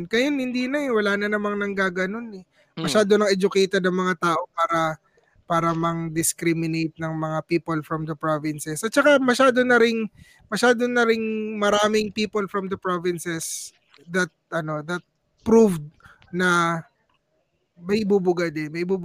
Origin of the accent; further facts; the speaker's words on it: Visayas, Philippines; Tagalog is a second language; kaming mga Bisaya or kaming mga Cebuano or Bisaya in general.